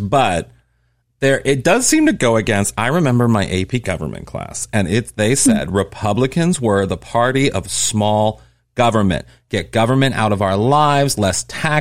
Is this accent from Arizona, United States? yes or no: no; Missouri, United States; moved away; I'm from Missouri originally